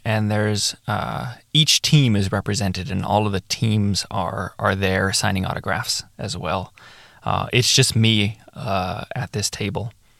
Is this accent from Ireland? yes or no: no; Chile; I was from Chile and I was representing Chile